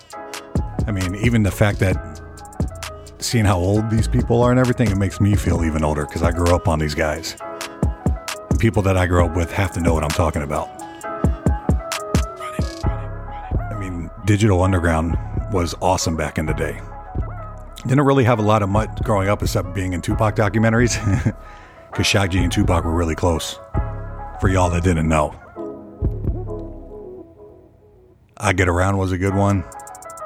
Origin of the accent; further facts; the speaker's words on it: Nashville, Tennessee, United States; I'm from Nashville